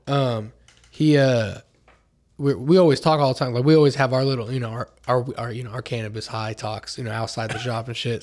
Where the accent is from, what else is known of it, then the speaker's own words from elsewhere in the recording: Oklahoma, United States; I was born in Oklahoma